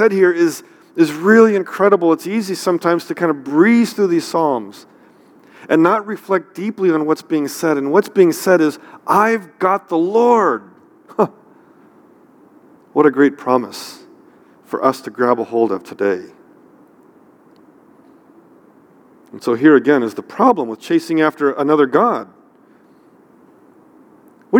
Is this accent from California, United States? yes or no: yes; near San Francisco, California, United States; I grew up near San Francisco, so we had lots of earthquakes